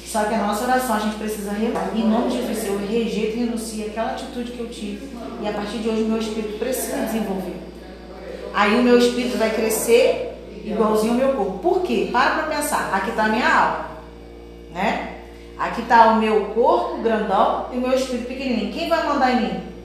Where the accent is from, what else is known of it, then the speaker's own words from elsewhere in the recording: Brazil; nós somos brasileiros